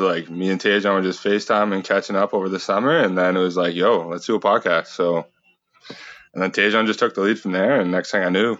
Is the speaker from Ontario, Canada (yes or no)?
yes; Smiths Falls, Ontario, Canada; now in North Bay, Canada; So I'm studying marketing here, and I'm from the beautiful town of Smiths Falls, Ontario.